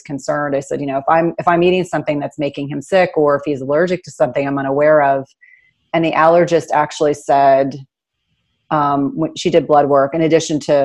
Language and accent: English; New Jersey, United States; I grew up in New Jersey.